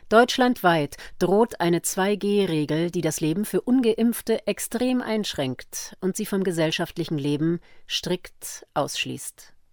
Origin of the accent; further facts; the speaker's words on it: Austria; wie in meinem Heimatland Österreich als Drohkulisse eingeführt, einen weiteren Lockdown